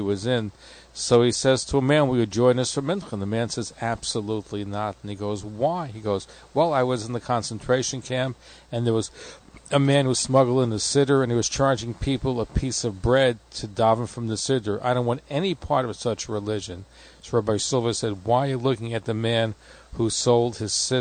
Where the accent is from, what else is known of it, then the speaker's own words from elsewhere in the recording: New York City, New York, United States; I'm from New York City